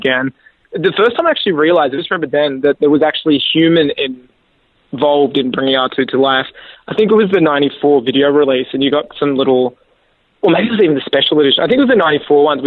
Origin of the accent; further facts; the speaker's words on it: Australia; I'm Australian